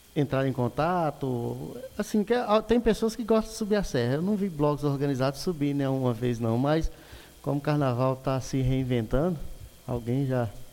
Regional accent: Montes Claros, Minas Gerais, Brazil; eu sou de Montes Claros, Minas Gerais

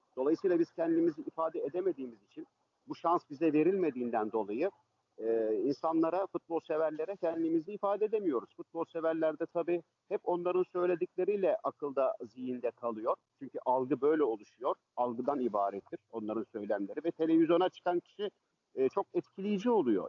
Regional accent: Istanbul, Turkey; ben e, Fatih'te, Karagümrük'te doğma büyüme oralıyım aslen. Orada yetiştim, orada büyüdüm.

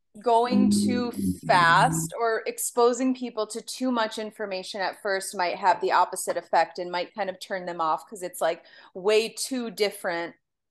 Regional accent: California, United States; born there; like I was born in Southern California, you know, I wasn't born in Michigan, and I'm not like a cold person.

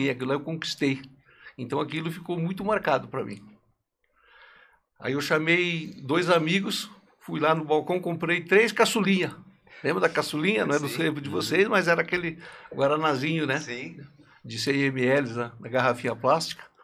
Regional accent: Santa Catarina, Brazil; now in Vinhedo, Brazil; Não, nós somos de Santa Catarina.

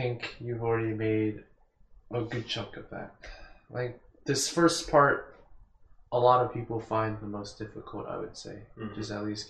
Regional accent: United States; I am growing up in America, which is in a very rich country

